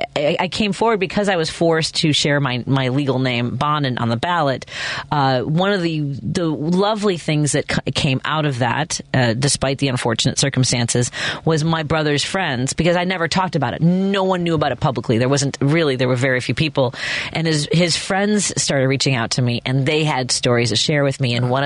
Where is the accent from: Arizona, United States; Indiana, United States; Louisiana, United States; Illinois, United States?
Illinois, United States; Chicago; I grew up right here. I grew up in Norwood Park. I live in Jefferson Park. Uh-huh. I went to Lane Tech.